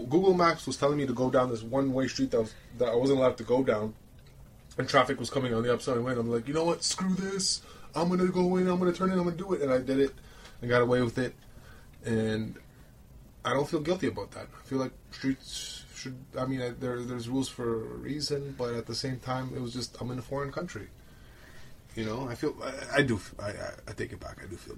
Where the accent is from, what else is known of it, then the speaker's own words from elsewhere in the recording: Romania; moved away; I grew up in Romania. I'm from Romania.